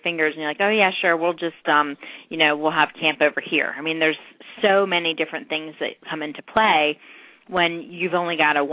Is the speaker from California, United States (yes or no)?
no; North Carolina, United States; North Carolina, my home state